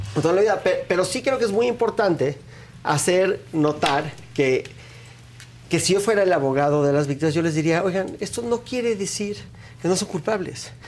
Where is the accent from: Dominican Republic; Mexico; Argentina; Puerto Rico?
Mexico; yo me congratulo como mexicano